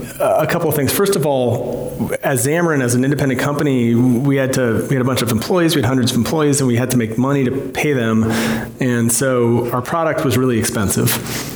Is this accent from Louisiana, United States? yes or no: no; Virginia, United States; also born or lived in Boston; born in the United States of America. I have been a programmer since I was six, and I grew up in Virginia and went to school in Boston, spent about 10 years there.